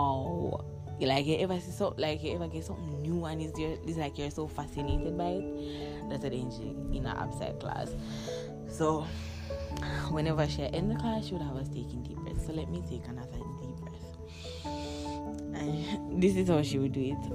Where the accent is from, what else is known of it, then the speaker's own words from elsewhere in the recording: Jamaica; we're Jamaicans, you don't know, we come from the Caribbean